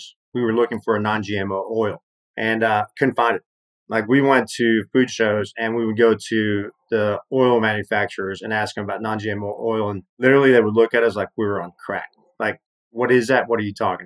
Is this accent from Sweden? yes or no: no; Mexico City, Mexico; also born or lived in Atlanta; now in Austin, United States; my experience of growing up in Mexico City and moving to the States